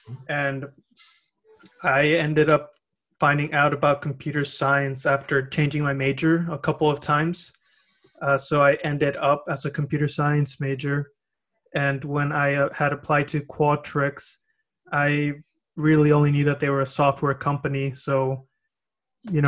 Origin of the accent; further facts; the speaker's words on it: Rio Grande Valley, Texas, United States; moved away as an adult; now in Seattle, United States; I grew up in the Rio Grande Valley, Arlington, Texas specifically.